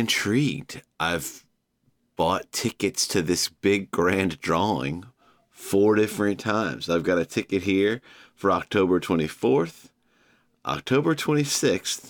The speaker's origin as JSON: {"language": "English", "town": "Savannah", "region": "Georgia", "country": "United States", "tie": "born or raised there", "said": "my hometown of Savannah"}